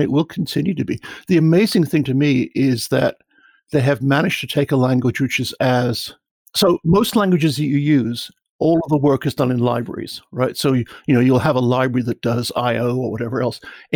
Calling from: north of Dallas, Texas, United States; I'm calling you about 40, 50 miles north of Dallas

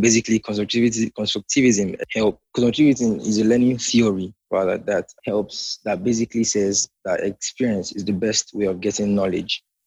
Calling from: Nigeria; I'm calling from Nigeria.

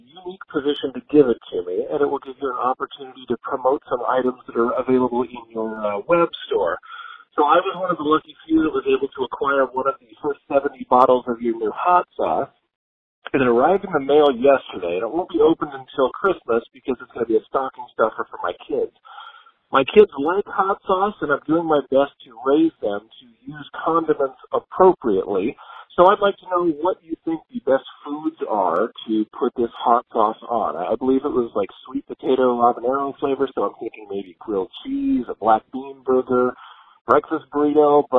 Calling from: Henderson, Nevada, United States; I'm calling from Henderson, Nevada

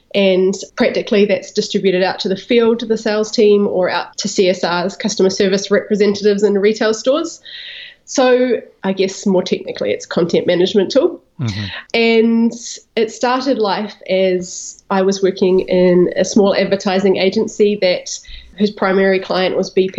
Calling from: Greytown, Wellington, New Zealand; also born or lived in Napa Valley, California; I am calling you from Greytown, New Zealand, and that's about 1 hour north of Wellington, which is the capital city.

